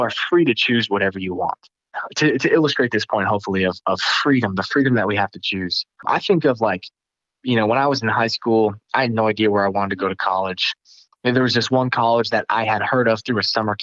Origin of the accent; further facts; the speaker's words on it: Northeast, United States; I'm from the Northeast and I have a heart for the Northeast